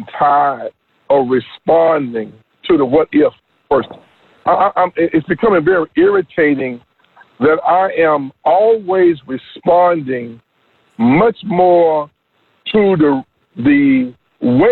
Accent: North Carolina, United States; moved away as an adult; also born or lived in Oklahoma; I grew up in North Carolina for 18 years

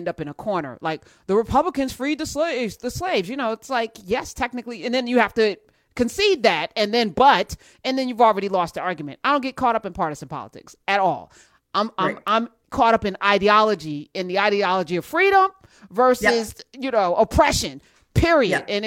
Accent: New Jersey, United States; I'm from Jersey

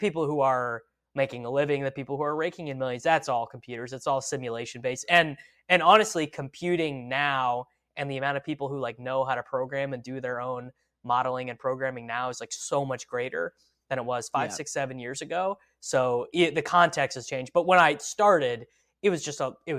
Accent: Midwest, United States; I'm from the Midwest

